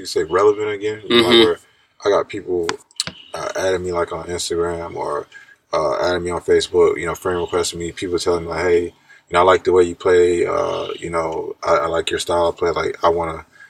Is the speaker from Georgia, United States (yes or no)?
yes; Stone Mountain, Georgia, United States; born or raised there; moved away as an adult; also born or lived in Jacksonville, North Carolina / Sarasota, Florida; now in Japan